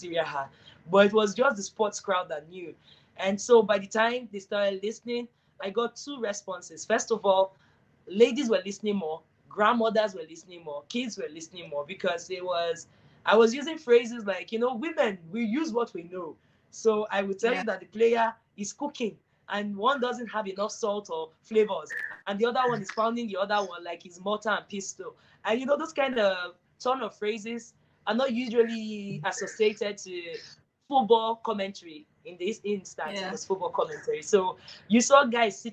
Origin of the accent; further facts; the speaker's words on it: Warri, Delta, Nigeria; I come from the South-South, and the South-South in Nigeria is Delta Wari